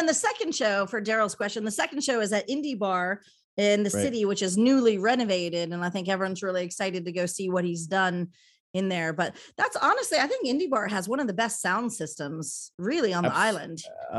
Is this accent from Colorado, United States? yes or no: yes; Denver, Colorado, United States; now in Jeju, South Korea; to Jeju, I really worked hard to get the music scene going here and trying to do anything, because I came from Denver, Colorado, where you could listen.